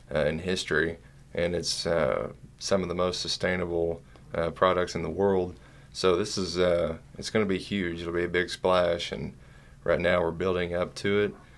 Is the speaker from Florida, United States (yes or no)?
no; Eastern Kentucky, United States; we're from Eastern Kentucky